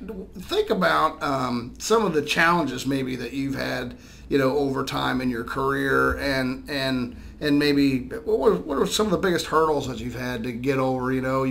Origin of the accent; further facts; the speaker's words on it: Grove City, Ohio, United States; from Grove City, I'm allowed to call it Grove Tucky. Yeah. That's where I grew up. And I'm a Greyhound, and I'm proud of it. That's my hometown. But, yeah, I mean, it's not the same little town, you know, outside of Columbus